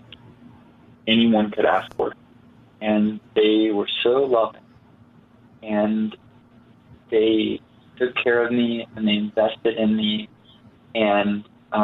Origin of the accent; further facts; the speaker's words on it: Utah, United States; I grew up in Utah and in the most religious county in the state.